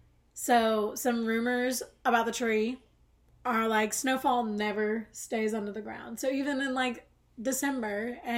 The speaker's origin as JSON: {"language": "English", "region": "the South", "country": "United States", "said": "if you're like me and from the South"}